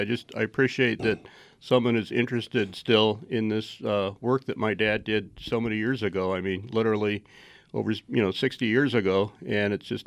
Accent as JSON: {"language": "English", "town": "Phoenix", "region": "Arizona", "country": "United States", "tie": "born or raised there", "said": "I grew up in Phoenix, and we had a cabin on Oak Creek in Sedona"}